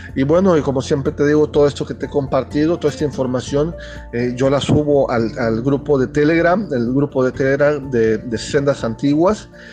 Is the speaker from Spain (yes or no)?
no; Chiapas, Mexico; yo soy mexicano